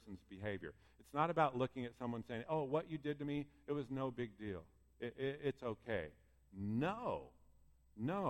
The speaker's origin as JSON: {"language": "English", "town": "Pleasant Hill", "country": "United States", "tie": "born or raised there", "said": "I grew up in Pleasant Hill"}